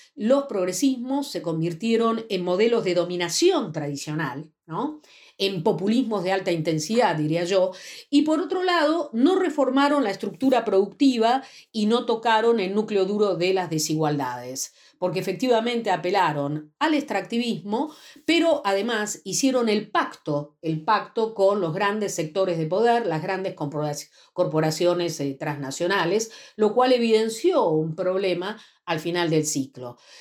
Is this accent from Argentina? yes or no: yes; Argentina; yo soy eh, investigadora y socióloga de la Argentina, trabajo en el Centro Nacional de Investigaciones Científicas de mi país